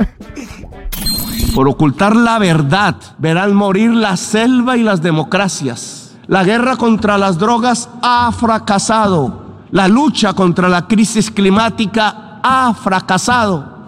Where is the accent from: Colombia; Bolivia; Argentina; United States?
Colombia; en mi país